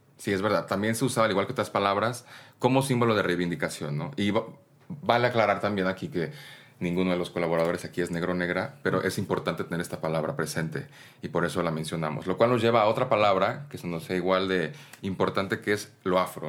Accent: Oaxaca, Mexico; yo como oaxaqueño, pues yo soy oaxaqueño

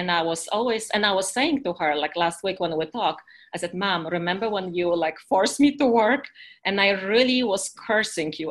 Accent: Poland; accent: Eastern European; English is a second language; now in United States; I'm from Poland originally. I've been living in America for the past 30 years

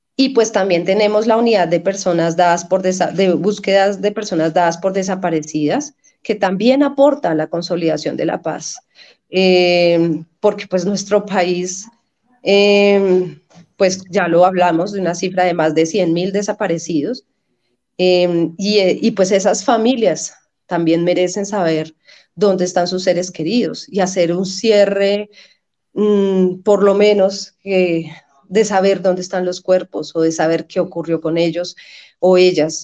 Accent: Colombia; como colombianos

